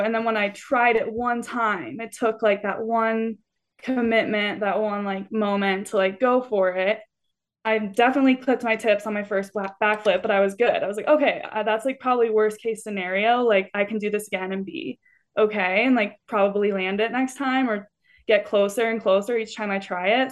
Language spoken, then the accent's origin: English; Littleton, Colorado, United States; moved away as an adult; also born or lived in Salt Lake City, Utah; now in Carbondale, United States; I am from Colorado, um, or a suburb of Denver called Littleton, so definitely not a mountain town at all, but I grew up there doing gymnastics